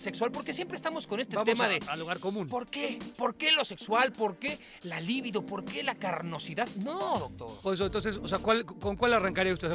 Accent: Mexico; also born or lived in Mar del Plata, Argentina; Yo nací en Mar del Plata, mi madre es de Toluca y mi padre es de Mar del Plata, se conocieron en Toluca, se casaron en Toluca, se fueron a vivir a Argentina, yo nací allá, todos los años venía de vacaciones a México a ver a mis abuelos que estaban en Toluca, y cuando se divorcian yo vengo a vivir a México y desde entonces, desde los 8 años vivo en México

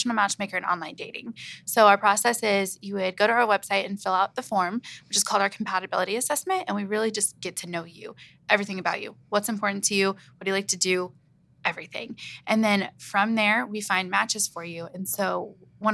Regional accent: Kansas City, United States; now in Ohio, United States; I'm originally from Kansas City and now I'm living in Ohio

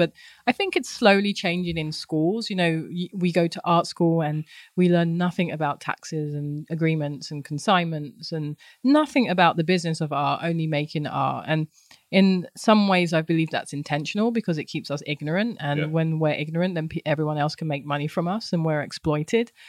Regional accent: London, United Kingdom; moved away; I grew up in London, Southeast London, in a lovely place called Thamesmead

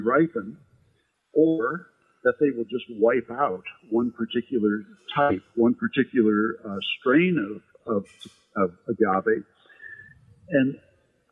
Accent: Midwest, United States; also born or lived in Sonoma County, California; now in New York, United States; Growing up in the Midwest

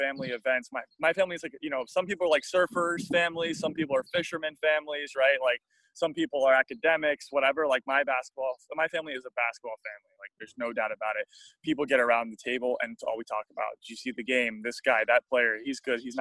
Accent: South Florida, United States; moved away as an adult; also born or lived in Bloomington, Indiana; growing up in South Florida

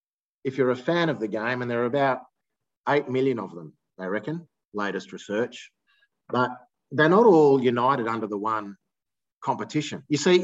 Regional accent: Australia; we're Australians are really conservative people

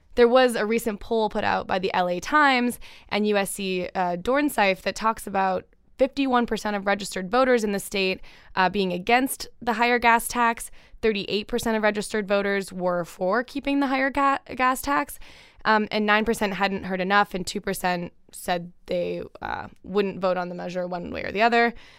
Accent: Canada; I'm the Canadian in the room here

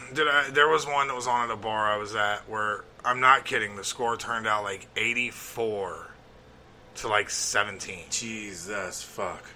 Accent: Alabama, United States; now in Cincinnati, United States; I grew up in Alabama

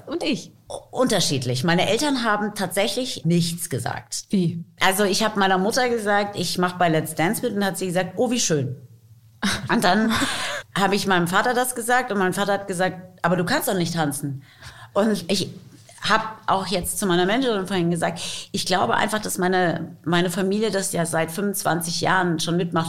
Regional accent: Taunus, Hesse, Germany; first language English and German; now in Frankfurt, Germany; ich bin im Taunus aufgewachsen

